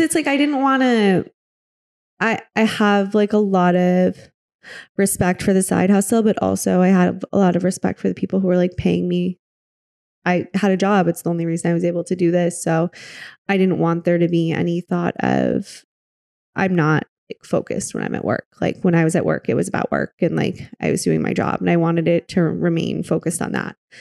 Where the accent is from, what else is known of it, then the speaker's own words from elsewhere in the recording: Michigan, United States; moved away as an adult; also born or lived in Wisconsin; now in New York, United States; I grew up in Michigan.